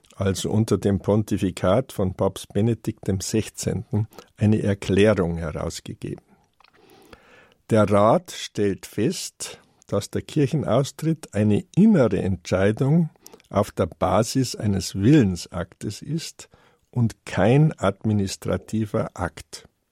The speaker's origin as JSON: {"language": "German", "country": "Germany", "said": "Bei uns in Deutschland"}